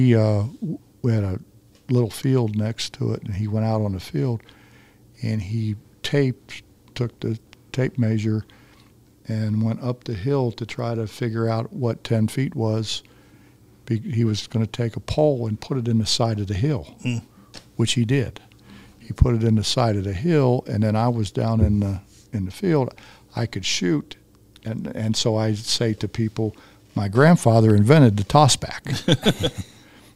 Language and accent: English; Midvale, Ohio, United States; also born or lived in West Virginia / Dog Hill, West Virginia; I grew up in a coal mining town, Midvale, Ohio